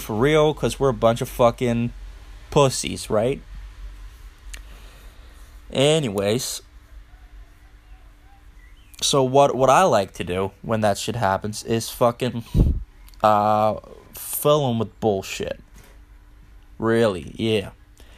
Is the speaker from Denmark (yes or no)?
yes; Funen, Southern Denmark, Denmark; accent: Funish; English is a second language; I'm from Denmark, and I live in Denmark, right? Always did